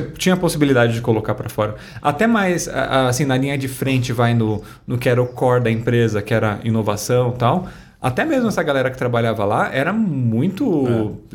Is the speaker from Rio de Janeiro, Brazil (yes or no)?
no; Guarulhos, São Paulo, Brazil; Eu nasci em Guarulhos